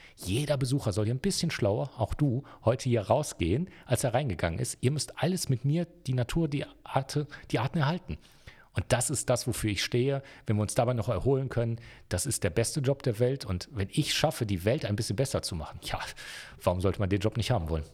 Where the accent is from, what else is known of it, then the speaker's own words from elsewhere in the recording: Wuppertal, North Rhine-Westphalia, Germany; moved away as an adult; now in Innsbruck, Austria; geboren in Wuppertal, Deutschland